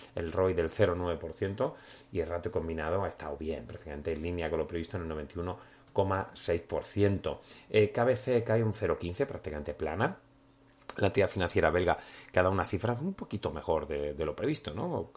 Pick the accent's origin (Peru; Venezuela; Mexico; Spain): Spain; moved away as an adult; also born or lived in Berlin / Milan; now in Monaco; seguimos siendo aquí, españoles, españoles por el mundo